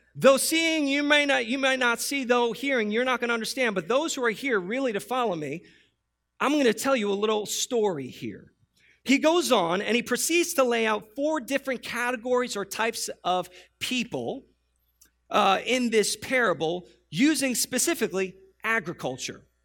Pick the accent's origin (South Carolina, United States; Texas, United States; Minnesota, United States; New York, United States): New York, United States; New York City; moved away; I, I born and raised in New York City